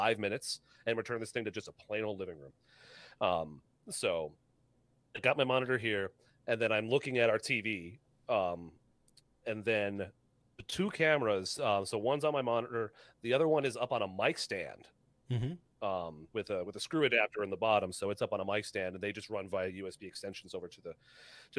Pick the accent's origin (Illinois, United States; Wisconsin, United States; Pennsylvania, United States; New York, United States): Wisconsin, United States; Milwaukee; moved away; I'm originally from Milwaukee, Wisconsin